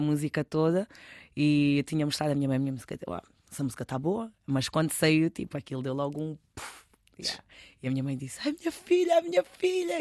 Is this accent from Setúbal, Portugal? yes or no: no; Cacém, Lisbon, Portugal; also born or lived in Newcastle / Manchester; now in Rio de Mouro, Portugal; eu sou do Cacém porque eu vivo, eu respiro, eu, é tudo, eu adoro a minha zona. Fui criada lá com muito orgulho